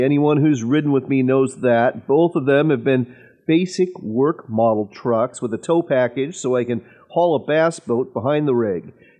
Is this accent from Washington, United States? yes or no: yes; Wenatchee, Washington, United States; my hometown of Wenatchee, Washington